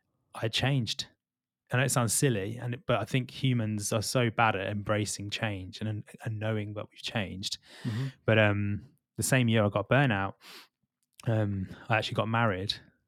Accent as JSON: {"language": "English", "region": "Midlands", "country": "United Kingdom", "also_born_or_lived": "London", "said": "so I'm not from London originally, I'm from the Midlands. Okay. And I've always grown up in suburbia, that's been close to green spaces."}